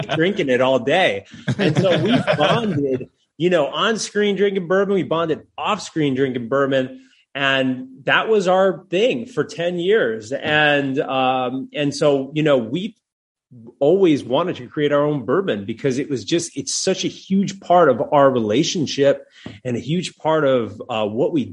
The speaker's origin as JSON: {"language": "English", "region": "New Jersey", "country": "United States", "also_born_or_lived": "Atlanta, Georgia", "moved": "yes", "said": "I'm from Jersey"}